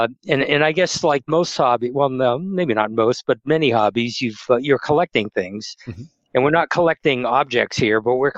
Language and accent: English; New England, United States; I grew up in New England, and we go back there quite a bit because my family's up there.